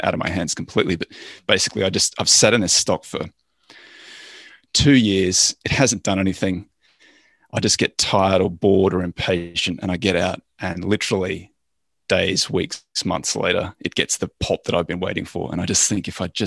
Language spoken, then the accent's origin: English; Australia; I'm Australian